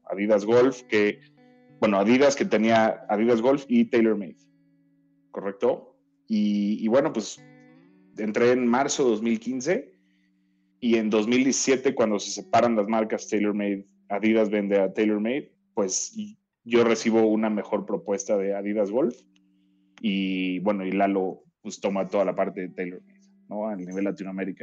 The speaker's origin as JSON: {"language": "Spanish", "town": "Cuernavaca", "region": "Morelos", "country": "Mexico", "tie": "born or raised there", "said": "yo crecí en Cuernavaca eh, y en, San Gaspar, o sea, nos fuimos a vivir ahí desde, yo tenía desde tres años más o menos"}